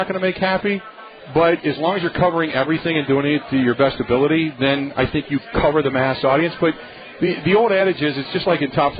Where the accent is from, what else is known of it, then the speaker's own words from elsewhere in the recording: Ohio, United States; now in Wisconsin, United States; I'm originally from Ohio.